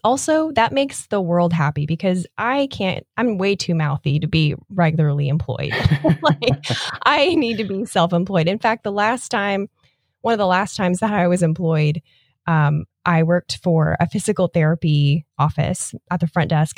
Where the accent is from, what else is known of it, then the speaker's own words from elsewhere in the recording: Nebraska, United States; now in Florida, United States; Growing up in Nebraska